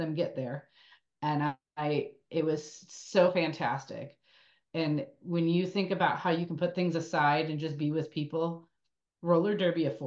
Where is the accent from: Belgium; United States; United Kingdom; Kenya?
United States; Buffalo, New York; moved away as an adult; also born or lived in Austin, Texas; now in Austin area, Texas, United States; I grew up in Buffalo, New York, and skated at Rainbow Rink from the time I was 2 till I was till I joined the Army